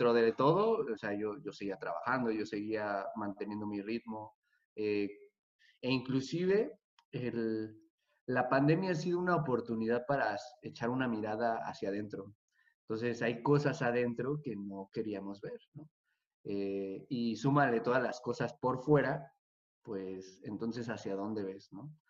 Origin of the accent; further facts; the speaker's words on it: Mexico; Yo realmente soy de México, pero, pero ya, nos, venimos a vivir.